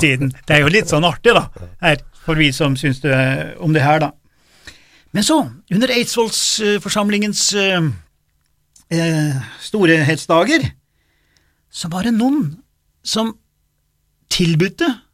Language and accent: Norwegian; Gudbrandsdalen, Innlandet, Norway; jeg er jo fra Gudbrandsdalen